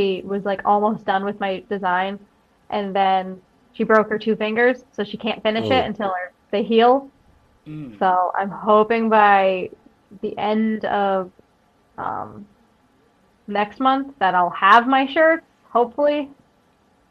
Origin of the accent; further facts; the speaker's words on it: Scranton, Pennsylvania, United States; I'm from the Carbondale Scranton area, and until wrestling, I only was in the Carbondale Scranton area